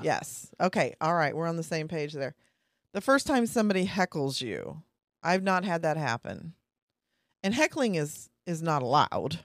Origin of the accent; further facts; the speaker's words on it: Kansas, United States; moved away; I'm from Kansas, two hours away